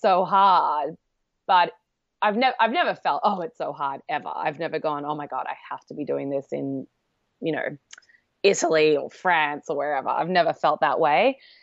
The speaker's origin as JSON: {"language": "English", "country": "Australia", "tie": "born or raised there", "moved": "as an adult", "lives_now": "New York, United States", "said": "I obviously grew up in Australia"}